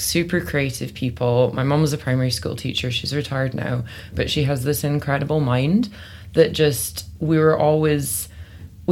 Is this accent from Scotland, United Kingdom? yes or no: yes; Benderloch, Scotland, United Kingdom; now in London, United Kingdom; I grew up in the Highlands of Scotland, so I'm specifically from a little village called Benderloch